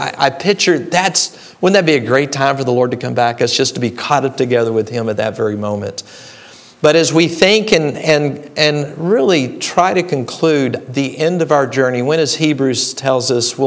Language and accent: English; Dallas, Texas, United States; now in Illinois, United States; I grew up in Dallas, Texas. So I will throw out a y'all every now and then